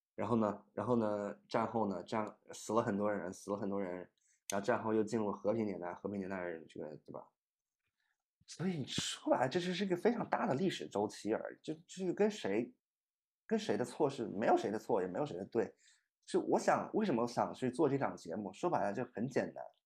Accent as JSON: {"language": "Chinese", "town": "Shenzhen", "region": "Guangdong", "country": "China", "tie": "born or raised there", "also_born_or_lived": "Wuhan", "said": "我是深圳的，我在深圳长大 而且我是深圳的第一代移民，我是从武汉搬到深圳去的"}